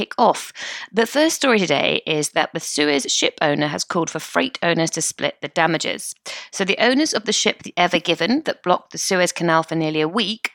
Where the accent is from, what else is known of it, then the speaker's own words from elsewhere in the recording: United Kingdom; we're British.